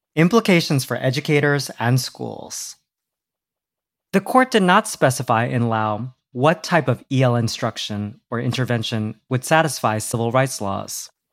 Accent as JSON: {"language": "English", "region": "New Jersey", "country": "United States", "tie": "born or raised there", "first_language": "English"}